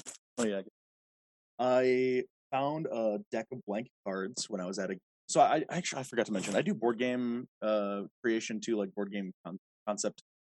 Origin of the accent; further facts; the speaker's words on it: Minneapolis, Minnesota, United States; I grew up in Minnesota. I've been living here my entire life.